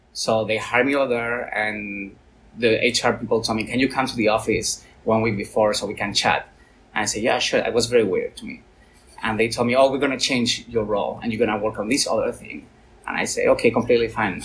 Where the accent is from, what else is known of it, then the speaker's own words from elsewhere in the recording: Valencia, Valencian Community, Spain; I'm from Valencia